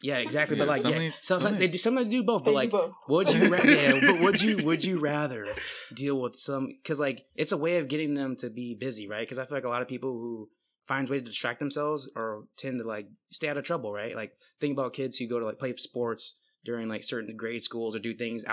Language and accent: English; Bay Area, California, United States; also born or lived in Oregon; now in Seattle, United States; I'm from the Bay Area originally, but, you know, I live in Seattle, Washington.